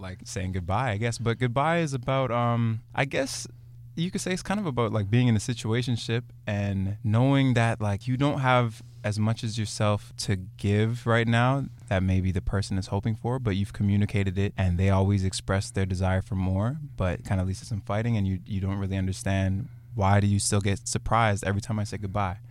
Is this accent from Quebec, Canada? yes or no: no; Brampton, Ontario, Canada; I'm from Brampton. I'm coming from Brampton today